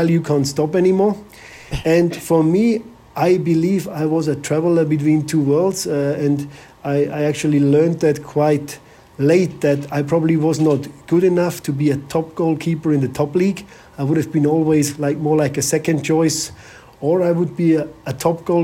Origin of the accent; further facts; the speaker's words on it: Bavaria, Germany; moved away as an adult; also born or lived in Malaysia / England; I'm from Bavaria